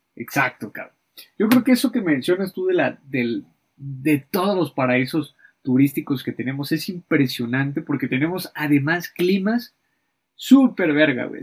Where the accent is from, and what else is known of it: Mexico